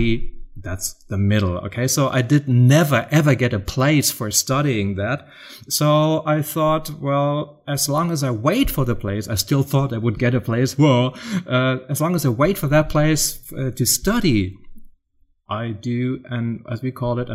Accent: Germany; accent: German; English is a second language; moved away; also born or lived in United States; as you can probably hear, I'm from Germany

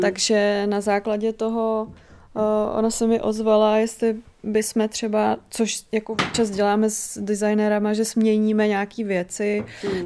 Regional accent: Náměšť nad Oslavou, Vysočina Region, Czechia; moje rodina pochází z náměště nad Oslavou

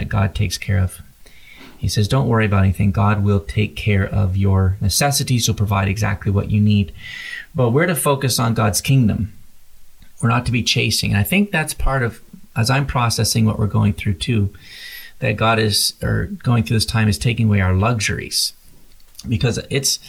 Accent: Canada; moved away as an adult; now in United States; I'm from Canada originally. I came to play baseball in the United States

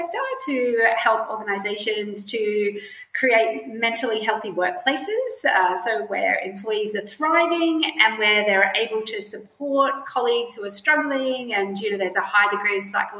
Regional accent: Brisbane, Queensland, Australia; I'm from Brisbane, and I still live. I live in Brisbane now.

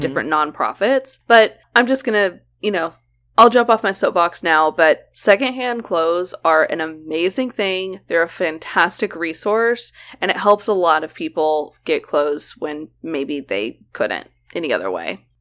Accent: Oklahoma, United States; we grew up in Oklahoma

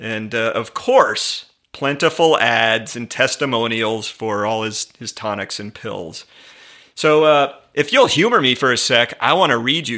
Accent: Atlanta, Georgia, United States; The pop station in my hometown of Atlanta used to introduce itself on the air.

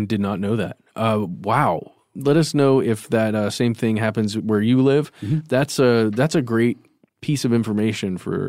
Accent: Cumming, Georgia, United States; I grew up in Cumming, as we've talked about before in the show.

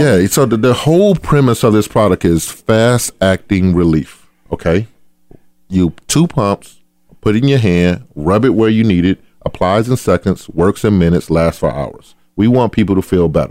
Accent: Adel, Georgia, United States; I grew up in a town called Adel, Georgia

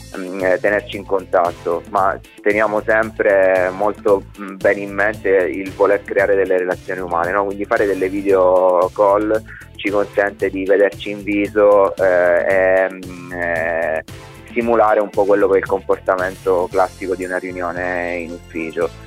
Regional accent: Calabria, Italy; moved away as an adult; Ero un calabrese fuori sede, adesso sono un calabrese di ritorno

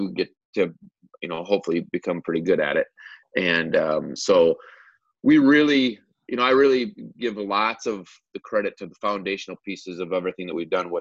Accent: Cannon Falls, Minnesota, United States; also born or lived in Chaska / Watertown / Eden Prairie; I grew up in Cannon Falls

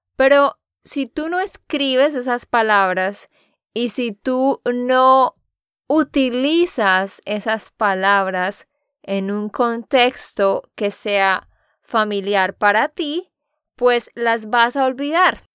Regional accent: Santander, Colombia; de Santander, Colombia

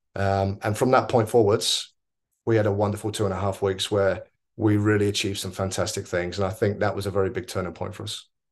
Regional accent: Oxford, South East England, United Kingdom; moved away as an adult; also born or lived in New Zealand / Australia / India; now in Mumbai, India; I grew up in Oxford twenty-nine years

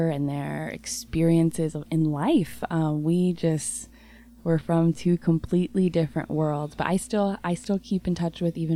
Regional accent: Covington, Indiana, United States; I grew up in West Central Indiana in a small town called Covington. It is on the banks of the Wabash River.

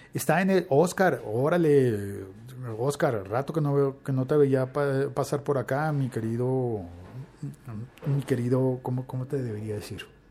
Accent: Colombia

